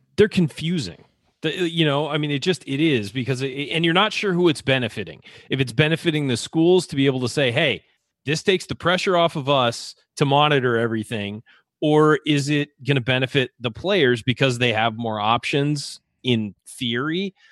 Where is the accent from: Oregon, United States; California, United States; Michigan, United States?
California, United States; San Diego; That's my hometown